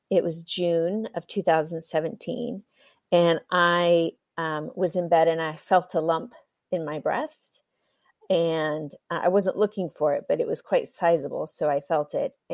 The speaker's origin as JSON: {"language": "English", "country": "Kenya", "tie": "born or raised there", "also_born_or_lived": "United States", "lives_now": "Europe", "said": "My parents were missionaries in Africa, so I was born and raised in Kenya. And then I spent some time studying in the US, working, worked in Africa for a little while, and then I've been in Europe working for the last 12 years."}